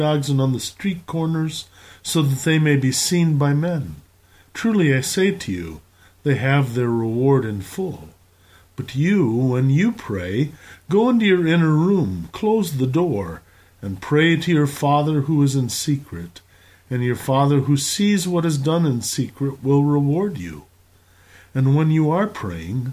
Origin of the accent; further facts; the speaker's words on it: Belmond, Iowa, United States; When I was a boy growing up in Belmont, Iowa